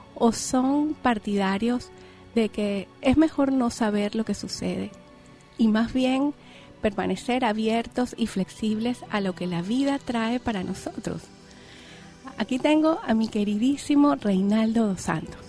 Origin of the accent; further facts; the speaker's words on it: Venezuela; Yo soy venezolana